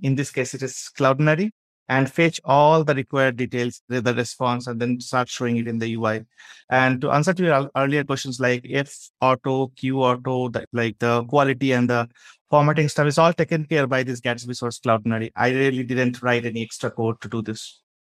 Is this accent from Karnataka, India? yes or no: yes; Bangalore, Karnataka, India; I'm from India, a place called Bangalore.